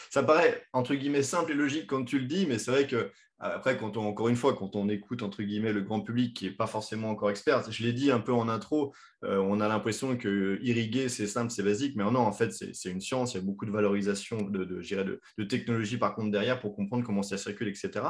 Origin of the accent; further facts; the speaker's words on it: France; chez nous en France